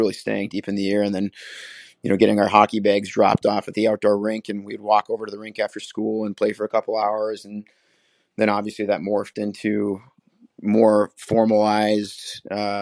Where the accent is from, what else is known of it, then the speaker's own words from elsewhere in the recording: Willmar, Minnesota, United States; I grew up in Wilmer, Minnesota, about 2 hours west of Minneapolis-St. Paul, small 20,000 person town